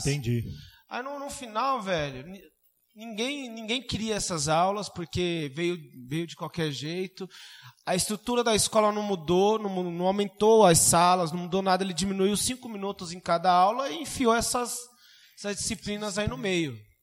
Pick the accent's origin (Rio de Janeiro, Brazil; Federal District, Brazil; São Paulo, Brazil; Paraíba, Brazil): São Paulo, Brazil; Suzano; eu saí do Miguel Badra